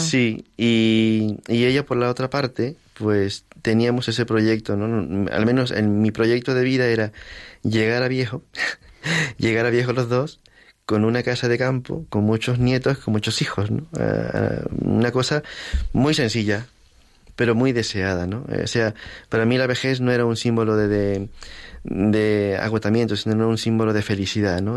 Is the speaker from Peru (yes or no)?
yes; Lima, Peru; moved away as an adult; now in Madrid, Spain; en Lima, en mi ciudad